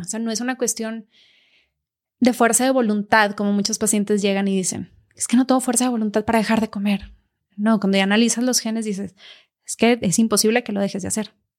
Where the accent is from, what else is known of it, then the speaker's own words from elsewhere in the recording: Mexico; casi todos los mexicanos traemos del País Vasco porque de ahí venían